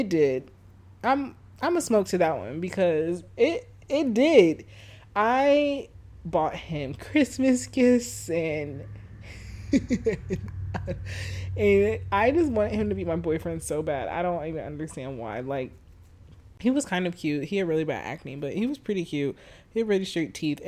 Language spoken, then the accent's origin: English; Chicago, Illinois, United States; I was from Chicago